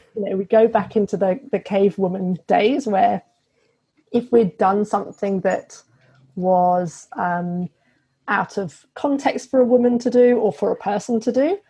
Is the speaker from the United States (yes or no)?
no; United Kingdom; moved away as an adult; now in Australia; I'm British, obviously. so, we came over to Australia in 2017